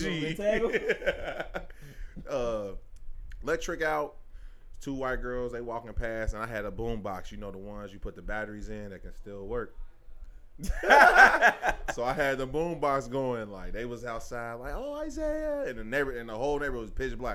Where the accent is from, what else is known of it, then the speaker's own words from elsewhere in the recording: Lincoln Heights, United States; I was from Lincoln Heights